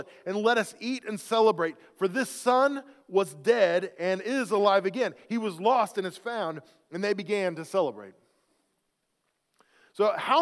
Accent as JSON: {"language": "English", "region": "Oklahoma", "country": "United States", "tie": "born or raised there", "said": "I grew up in Oklahoma"}